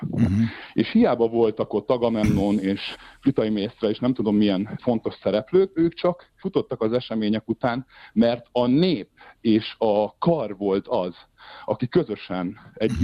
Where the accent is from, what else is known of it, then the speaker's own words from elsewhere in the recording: Hungary; moved away as an adult; now in Switzerland; ez volt az első nagy szerepem Magyarországon, a saját szülővárosomban